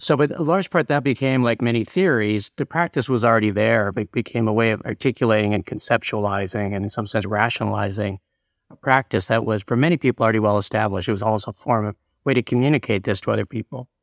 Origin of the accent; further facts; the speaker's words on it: Canada; moved away; also born or lived in New York; I moved to, back to Canada, because I'm originally Canadian